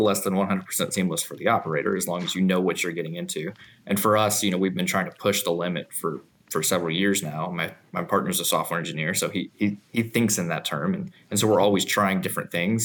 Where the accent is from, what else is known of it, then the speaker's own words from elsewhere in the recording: Missouri, United States; moved away as an adult; now in Garland, United States; I'm from Missouri